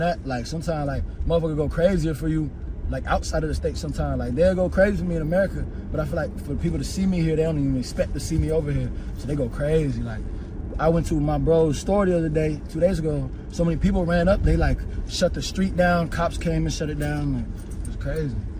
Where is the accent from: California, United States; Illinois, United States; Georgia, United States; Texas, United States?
Georgia, United States; Atlanta; I'm from Atlanta